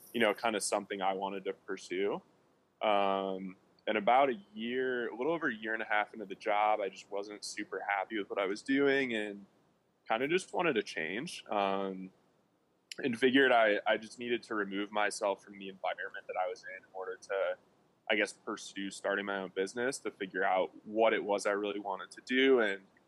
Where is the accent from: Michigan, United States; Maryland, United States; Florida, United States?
Michigan, United States; Birmingham; moved away as an adult; now in Dallas, United States; So originally from Birmingham, Michigan, youngest of four kids.